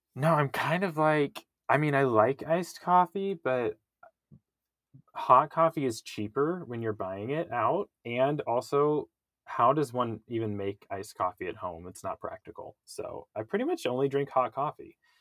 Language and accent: English; Kansas, United States; I grew up in Kansas